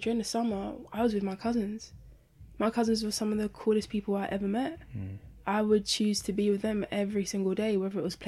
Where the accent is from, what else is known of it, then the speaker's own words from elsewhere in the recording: London, United Kingdom; I grew up near Poplar